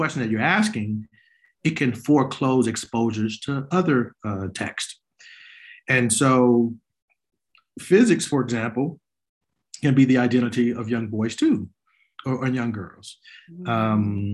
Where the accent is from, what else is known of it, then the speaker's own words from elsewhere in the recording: Chicago, Illinois, United States; a young Black boy growing up on the South Side of Chicago